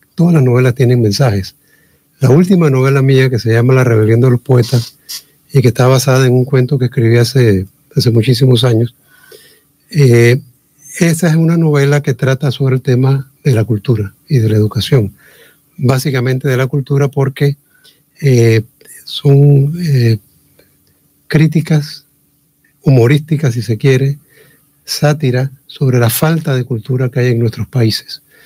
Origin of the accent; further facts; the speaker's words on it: Chiriquí, Panama; somos nosotros todos chiricanos